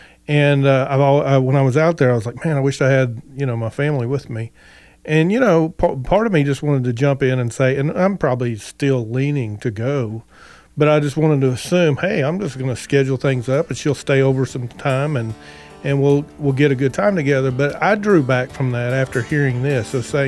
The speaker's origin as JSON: {"language": "English", "country": "United States", "said": "sometimes we as American people, we just work so hard."}